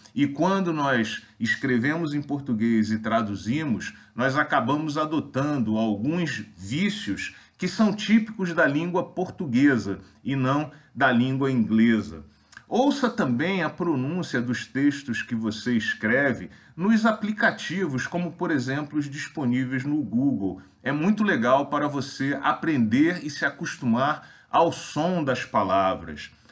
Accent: Brazil; nós, brasileiros, em geral, falamos muito mal as línguas estrangeiras

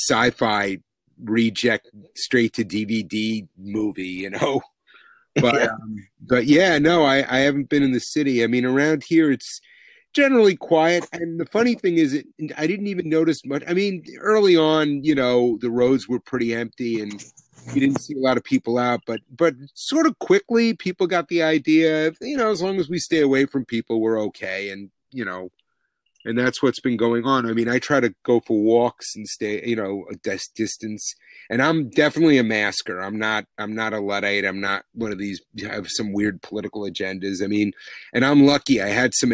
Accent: New York City, New York, United States; I'm a New Yorker

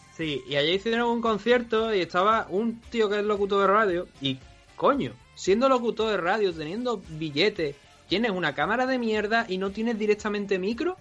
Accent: Andalusia, Spain; nosotros dos somos andaluces

